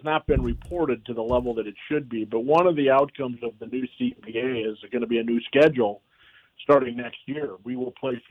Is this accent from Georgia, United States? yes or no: no; Bismarck, North Dakota, United States; now in Minnesota, United States; my hometown of Bismarck, North Dakota